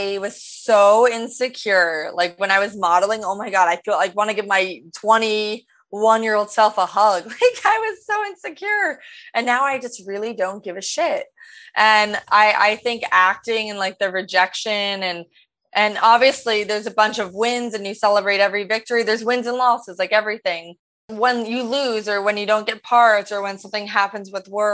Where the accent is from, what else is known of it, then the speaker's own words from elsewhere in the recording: Rumson, New Jersey, United States; moved away as an adult; also born or lived in Greenwich, Connecticut / Lima, Peru / Los Angeles; growing up in New Jersey, my mom would take me to auditions